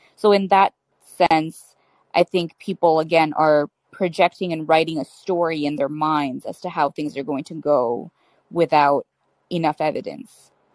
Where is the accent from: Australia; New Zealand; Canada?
Canada; I'm Canadian and I'm Muslim